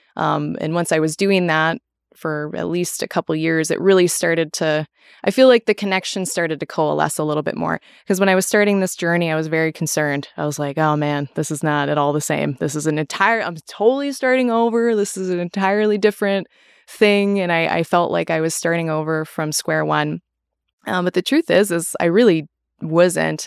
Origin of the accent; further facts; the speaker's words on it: Minnesota, United States; now in Wisconsin, United States; I am originally from Minnesota, but I live in Wisconsin